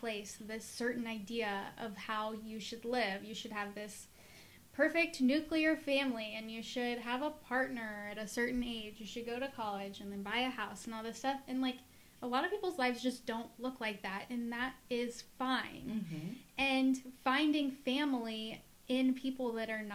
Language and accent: English; Midwest, United States; the white Protestant community that I grew up in the Midwest